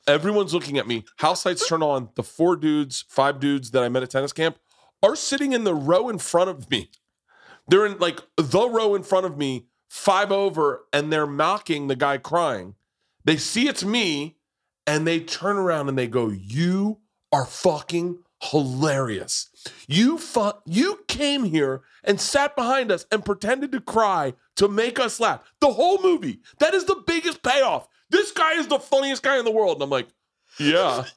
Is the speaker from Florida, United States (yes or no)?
yes; Tampa, Florida, United States; I grew up in Tampa